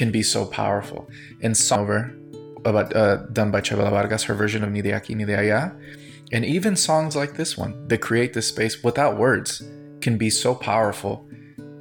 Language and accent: English; United States; as a Latino growing up in the United States